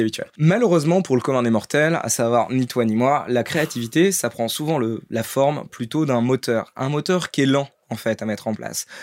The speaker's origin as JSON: {"language": "French", "town": "Paris", "region": "Île-de-France", "country": "France", "tie": "born or raised there", "also_born_or_lived": "Brittany (ancestry)", "said": "je sois un breton qui a vécu toute sa vie et sa naissance à Paris"}